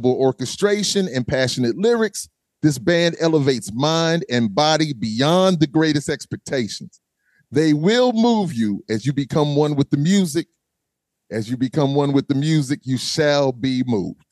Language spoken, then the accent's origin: English; Charleston, South Carolina, United States; I'm originally from Chucktown. I'm from Charleston